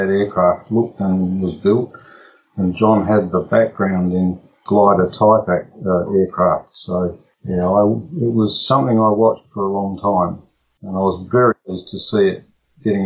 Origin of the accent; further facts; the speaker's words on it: Melbourne, Victoria, Australia; I grew up on Moorabbin Airfield in Victoria